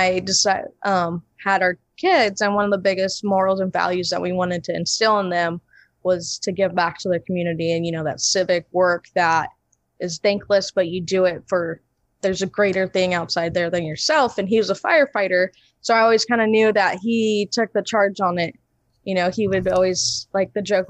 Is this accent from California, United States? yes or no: yes; Imperial, California, United States; born and raised in Imperial